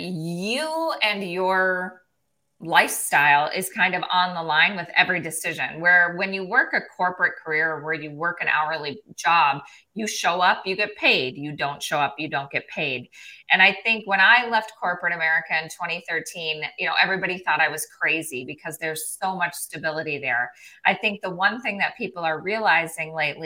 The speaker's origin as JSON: {"language": "English", "region": "South Dakota", "country": "United States", "tie": "born or raised there", "also_born_or_lived": "Minneapolis, Minnesota", "moved": "as an adult", "said": "I grew up in the middle of nowhere, South Dakota. My hometown had 38 people in it"}